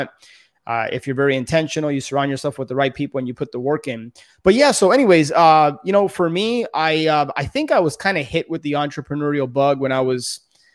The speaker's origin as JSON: {"language": "English", "town": "Miami", "region": "Florida", "country": "United States", "tie": "born or raised there", "said": "born and raised in Miami"}